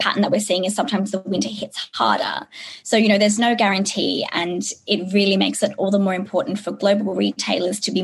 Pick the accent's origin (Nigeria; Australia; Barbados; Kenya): Australia; growing up in Australia